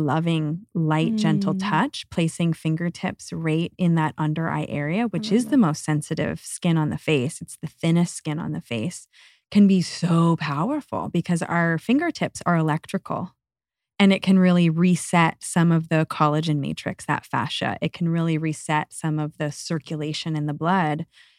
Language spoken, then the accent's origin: English; Northeast, United States; It was kind of a go, go, go, achieve, achieve mentality growing up in the Northeast.